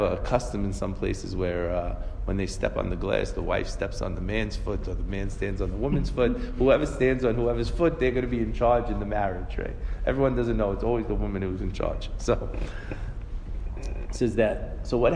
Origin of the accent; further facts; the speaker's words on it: United States; we grew up in America